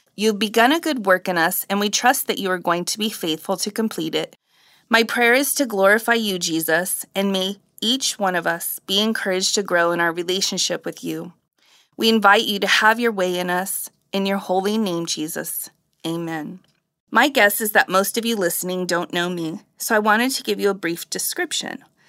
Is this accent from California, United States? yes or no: yes; Riverside, California, United States; also born or lived in Hampton, Tennessee / Santa Cruz, California; I moved from Hampton, Tennessee to Santa Cruz, California as a toddler